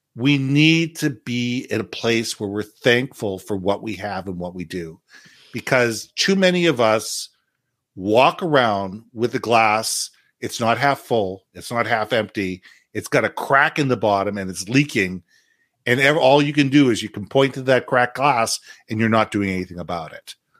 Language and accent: English; Canada; also born or lived in United States; as a Canadian, I'm a Canadian and American